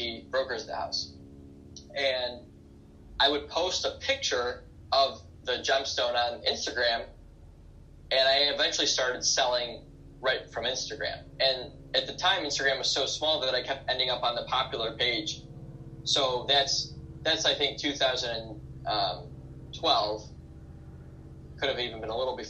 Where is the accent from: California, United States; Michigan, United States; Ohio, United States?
Michigan, United States; Detroit; I was born in 1992 in Detroit, Michigan.